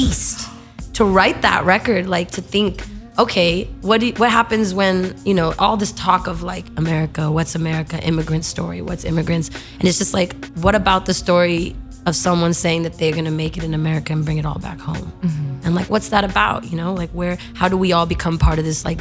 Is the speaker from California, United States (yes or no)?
yes; Los Angeles, California, United States; had I not been born in Los Angeles